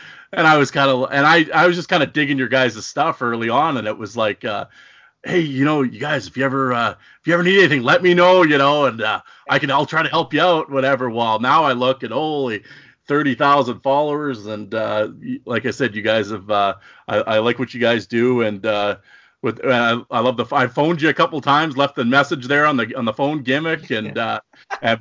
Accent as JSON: {"language": "English", "town": "Saskatoon", "region": "Saskatchewan", "country": "Canada", "tie": "born or raised there", "said": "I grew up in the wild flat plains of Saskatchewan, Saskatoon"}